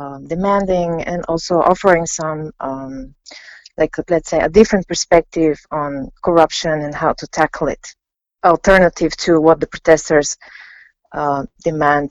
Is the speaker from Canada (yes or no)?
no; Bulgaria; I'm from Bulgaria. I'm a sociologist based in Sofia.